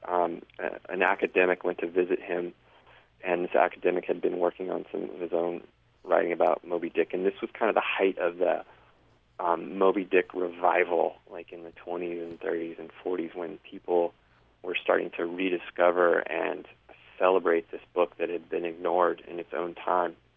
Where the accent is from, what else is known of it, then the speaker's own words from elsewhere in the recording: San Diego, California, United States; moved away; also born or lived in Denver, Colorado / New York City; I grew up in San Diego, which is really you know one of the best places in the country to surf